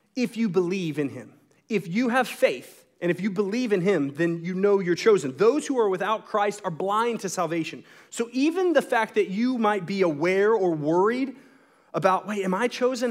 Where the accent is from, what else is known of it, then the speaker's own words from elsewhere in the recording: Texas, United States; the religion that I was born into in Texas